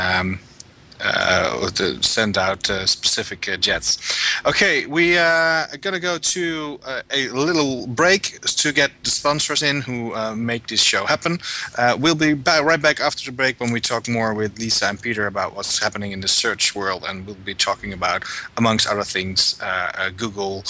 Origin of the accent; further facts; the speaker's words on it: Netherlands; I am a Dutchman